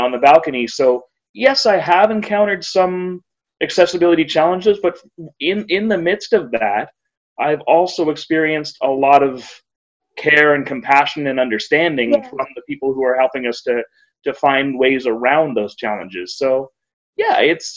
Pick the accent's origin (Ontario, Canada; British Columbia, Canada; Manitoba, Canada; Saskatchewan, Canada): Ontario, Canada; Kitchener; my hometown in Kitchener, Ontario, Canada.